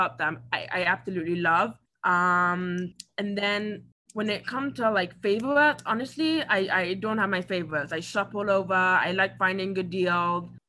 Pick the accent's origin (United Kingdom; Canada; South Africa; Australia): United Kingdom; England; now in United States; I grew up in England